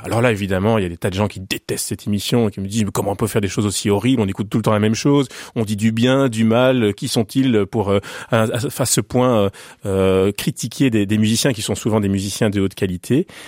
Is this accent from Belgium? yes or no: yes; Belgium; quand on est belge